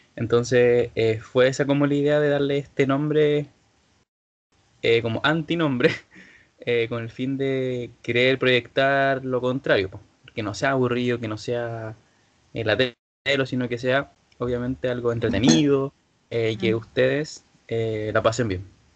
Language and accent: Spanish; Villa Alemana, Valparaíso, Chile; soy de Villa Alemana